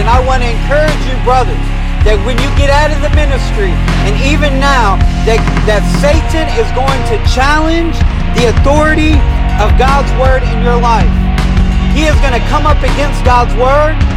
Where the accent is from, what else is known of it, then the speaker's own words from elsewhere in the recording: Detroit, Michigan, United States; also born or lived in Springfield, Ohio; I was born in Springfield, Ohio. I was raised in Detroit, Michigan